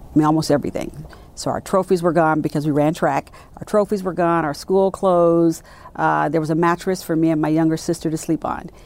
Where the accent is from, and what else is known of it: Richmond, California, United States; born or raised there; moved away as an adult; also born or lived in Birmingham, Alabama; now in Dallas, United States